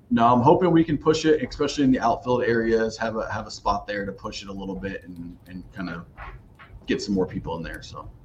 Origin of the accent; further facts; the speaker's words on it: Columbus, Ohio, United States; moved away; I grew up in Columbus, Ohio, just outside of Columbus, Ohio